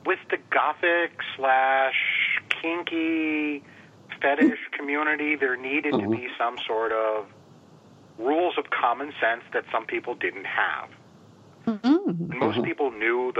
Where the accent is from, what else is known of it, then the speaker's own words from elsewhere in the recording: White Plains, Westchester County, then Glenham, Dutchess County, New York, United States; moved away as an adult; also born or lived in Massachusetts; I was born in Westchester County, up in White Plains, New York, and then from there went to Dutchess County, up towards a little place called Glenham, which was between Beacon and Fishkill